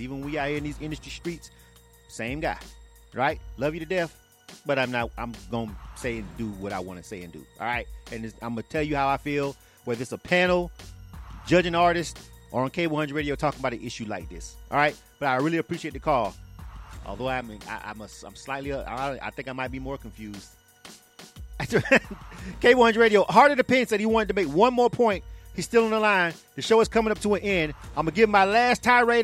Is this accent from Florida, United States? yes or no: yes; Florida, United States; I'm from Florida.